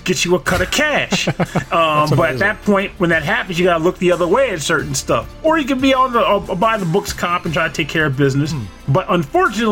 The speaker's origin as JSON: {"language": "English", "region": "Delaware", "country": "United States", "moved": "yes", "said": "I'm from Podunk, Delaware."}